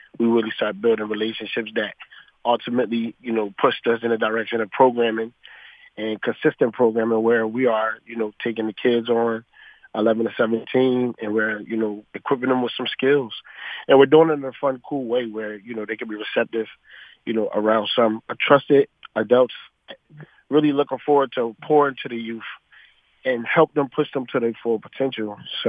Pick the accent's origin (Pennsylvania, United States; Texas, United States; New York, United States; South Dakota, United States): Pennsylvania, United States; Philadelphia; like Pastor just said. And I was born and raised in the Hunter Park area, North Philadelphia, if y'all are familiar with it. I literally grew up like everybody else, exposed to poverty for sure.